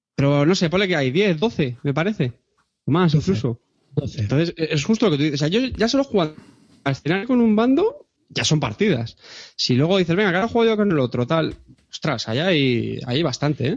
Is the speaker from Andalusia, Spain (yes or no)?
yes; Montilla, Andalusia, Spain; es Montilla, que es mi pueblo